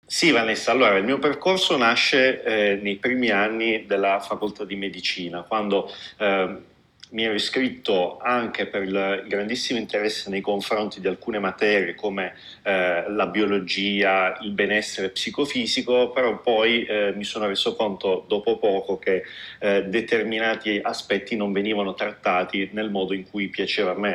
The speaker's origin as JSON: {"language": "Italian", "region": "Apulia", "country": "Italy", "moved": "as an adult", "said": "io mi sono laureato in medicina a Bari perché sono pugliese"}